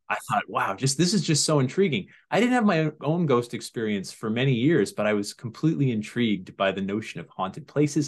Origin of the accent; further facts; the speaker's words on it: Sandy Hook, Connecticut, United States; also born or lived in Massachusetts; I was born in Massachusetts, but I grew up in Sandy Hook, Connecticut